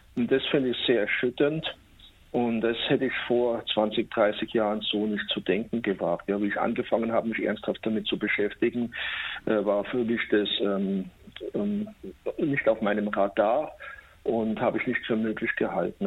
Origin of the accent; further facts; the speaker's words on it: Munich, Bavaria, Germany; als Münchner